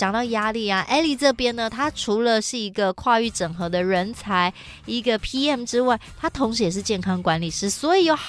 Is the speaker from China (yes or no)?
no; Hsinchu, Taiwan; 我是新竹人嘛